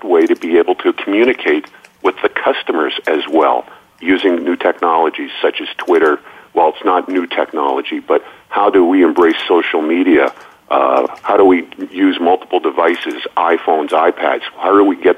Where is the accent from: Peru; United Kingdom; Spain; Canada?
Canada; moved away; my old hometown or my old home country